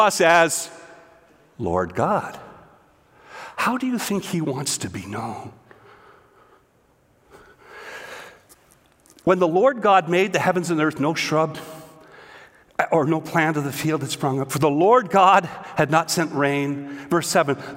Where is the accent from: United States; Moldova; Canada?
Canada; Eastern Ontario; Growing up in Eastern Ontario on a dairy farm